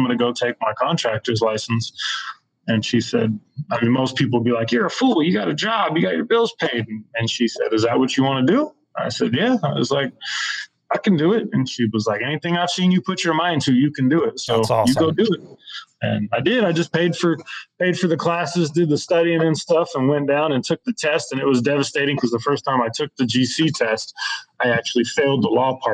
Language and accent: English; Shasta County, California, United States; the people I grew up with in Shasta County